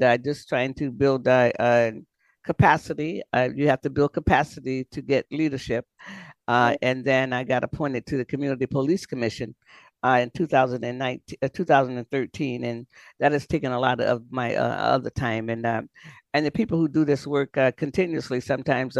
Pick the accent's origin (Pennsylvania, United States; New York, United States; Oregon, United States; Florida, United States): Florida, United States; I grew up in Florida, so I understand things. So I am a Floridian by birth and raised in Florida